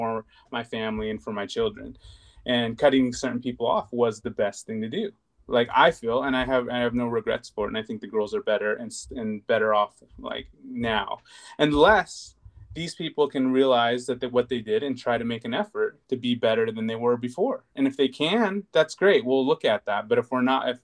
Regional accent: United States; I'm very American. I grew up here

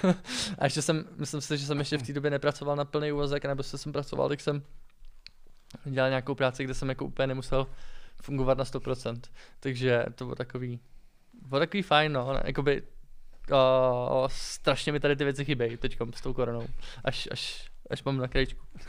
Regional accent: Czechia; jako správně Čech

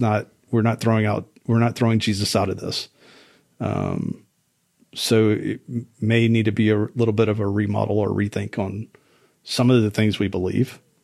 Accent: South Louisiana, United States; moved away; I'm originally from South Louisiana

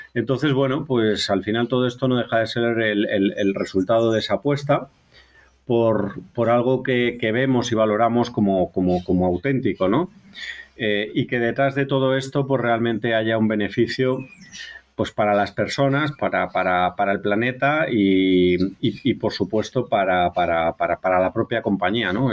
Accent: Galicia, Spain; soy gallego, voy a hacer un poquito de, de publicidad de mi tierra

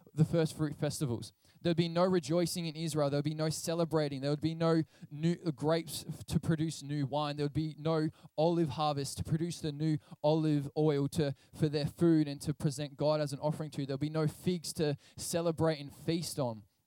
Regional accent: Portland, Victoria, Australia; I grew up in Portland, Victoria, which is a coastal town

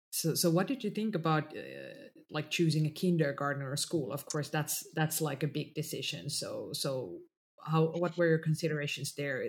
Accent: Finland; first language Finnish; English is a second language; finnish is my mother tongue

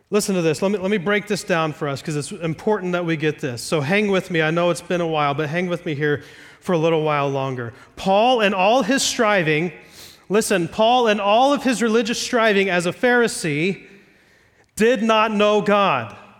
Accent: Ohio, United States; I'm from Ohio, not Iowa.

